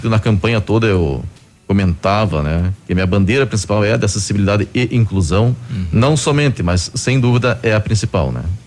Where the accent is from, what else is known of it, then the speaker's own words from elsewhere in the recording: Curitiba, Paraná, Brazil; moved away as an adult; now in Pato Branco, Brazil; Sou natural de Curitiba e fazem 11 anos que estou morando aqui em Pato Branco.